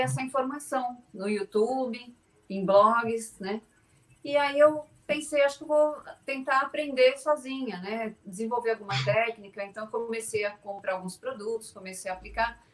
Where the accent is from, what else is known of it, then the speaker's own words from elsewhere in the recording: São Paulo, Brazil; Eu sou de São Paulo, apesar de estar no, no Regina Minas agora, mas eu sou aqui de São Paulo, capital.